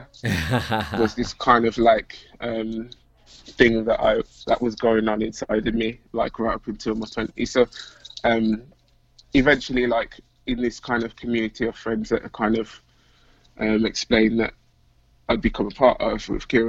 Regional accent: Birmingham, West Midlands, United Kingdom; So I'm from Birmingham, UK, which is like the second city. Most of you will have probably heard of London, but Birmingham's like the kind of next biggest city in the country. I've been born and raised here.

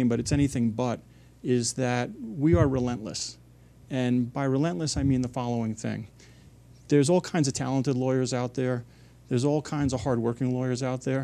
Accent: Port Jefferson, New York, United States; I grew up in Port Jefferson, which is a town on the North Shore of Long Island, about 70 miles outside of New York City.

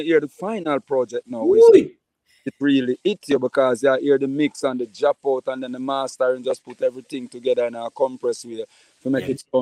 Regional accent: Portland Parish, Jamaica; also born or lived in Kingston, Jamaica; me is a Jamaican. Me is not a Portlander. I'm born and raised in Portland

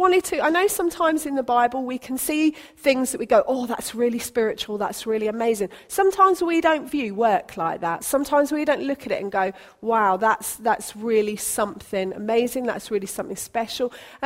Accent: Basingstoke, South East England, United Kingdom; also born or lived in Colwyn Bay / St. Neots / Bishop's Stortford; now in Sutton, United Kingdom; so I was born in Colwyn Bay in Wales. I then spent most of my growing up in Basingstoke in Hampshire, and then we moved to St. Neots, and then we moved to Bishop Stortford, and then we moved here.

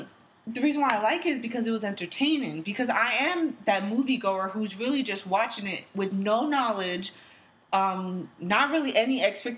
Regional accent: United States; I'm American myself

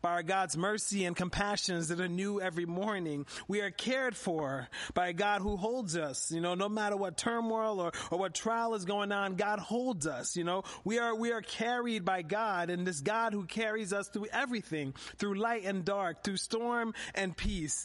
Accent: Philadelphia, Pennsylvania, United States; moved away as an adult; also born or lived in Harrisburg area, Central Pennsylvania; now in Harrisburg, United States; as a kid growing up in Philadelphia

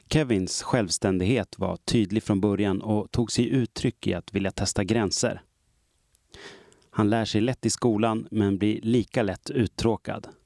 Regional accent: outside Malmö, Skåne, Sweden; I barndomen i en mindre skånsk by för mer än 40 år sedan. Jag är uppväxt utanför Malmö.

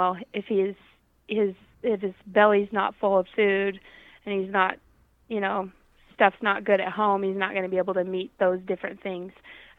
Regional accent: Arkansas, United States; now in Rapid City, United States; And I sure didn't know when I was from Arkansas moving here a lot of the challenges that the people in this area face. So we're located kind of in the center of Rapid City.

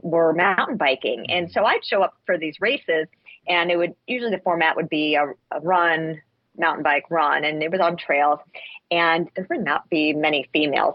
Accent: Massachusetts, United States; I'm actually from Massachusetts. That's where my parents are from

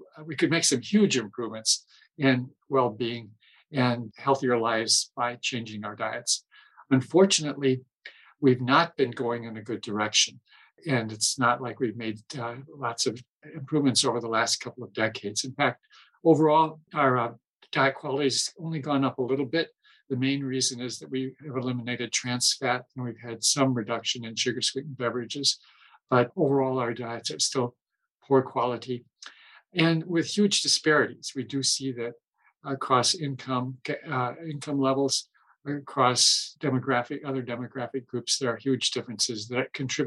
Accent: Midwest, United States; growing up in the Midwest, our family were dairy farmers from way back

